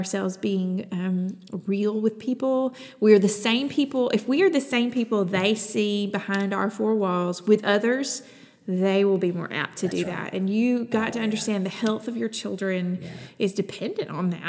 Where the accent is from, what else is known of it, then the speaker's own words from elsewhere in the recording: Alabama, United States; moved away as an adult; also born or lived in Kentucky / Texas; I'm from Alabama originally.